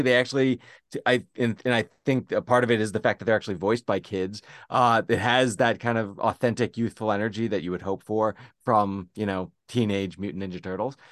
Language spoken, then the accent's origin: English; Zac Braff's hometown, New Jersey, United States; Zac Braff comes from my hometown. The movie is therefore set in my hometown.